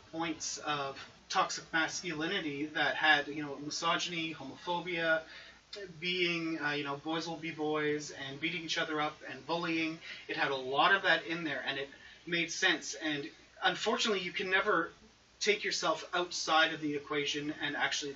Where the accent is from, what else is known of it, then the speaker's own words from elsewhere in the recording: Quebec, Canada; I'm Canadian